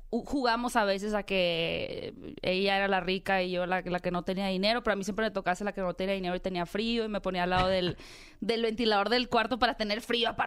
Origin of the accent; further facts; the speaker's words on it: Hermosillo, Sonora, Mexico; De Hermosillo.